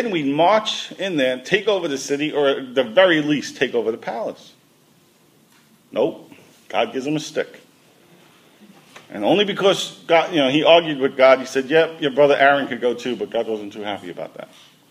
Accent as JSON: {"language": "English", "town": "New York City", "region": "New York", "country": "United States", "tie": "born or raised there", "said": "I was a kid growing up in Brooklyn."}